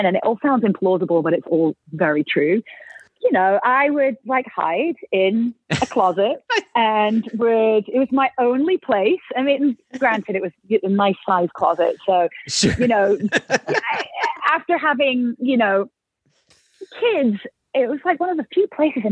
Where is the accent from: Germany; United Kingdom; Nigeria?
United Kingdom; now in Nashville, United States; being British